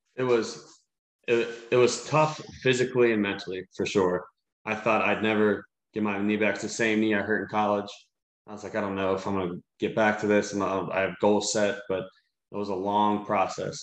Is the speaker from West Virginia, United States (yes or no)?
no; Cincinnati, Ohio, United States; I'm from Cincinnati, everyone knows who I am.